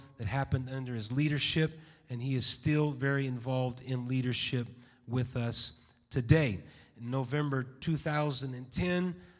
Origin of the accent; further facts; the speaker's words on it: Roseburg, Oregon, United States; also born or lived in Santa Barbara, United States; now in Bakersfield, United States; He took a church in Roseburg, Oregon, and that's where most of my growing up was done, in Roseburg, Oregon.